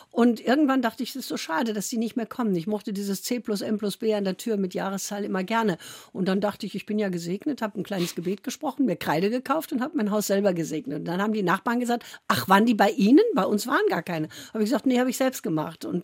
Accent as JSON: {"language": "German", "town": "Korbach", "region": "Hesse", "country": "Germany", "tie": "born there", "said": "Ich bin ja noch im Krieg geboren, ja. Hm. 43 war noch Krieg. Und ich bin in Hessen, in Korbach, nur deshalb geboren, weil die schwangeren Frauen alle aus äh"}